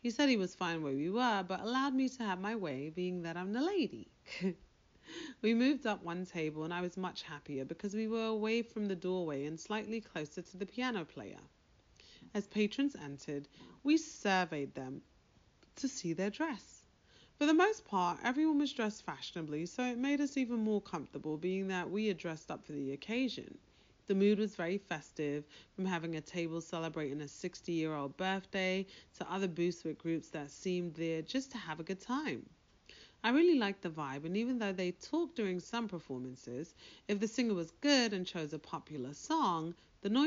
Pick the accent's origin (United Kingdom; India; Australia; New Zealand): United Kingdom; moved away; I'm British